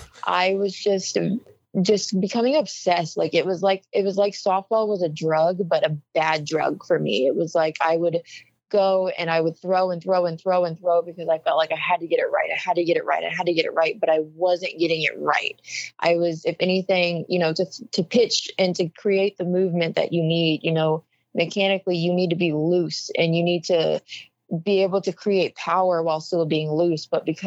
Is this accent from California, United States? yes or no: no; Oregon, United States; Well, I'm the kid from Oregon that pitched all those innings in 2019.